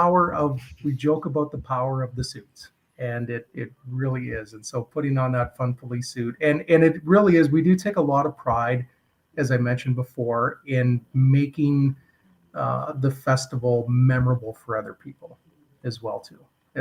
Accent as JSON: {"language": "English", "town": "Edmonton", "region": "Alberta", "country": "Canada", "said": "And I say, I'm from Edmonton, and people go, oh, well, that makes sense."}